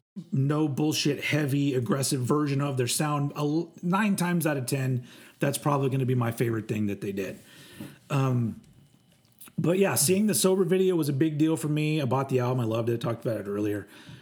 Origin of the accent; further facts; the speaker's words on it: Texas, United States; Bill Hicks was a big deal for me when I was younger too, because I was from Texas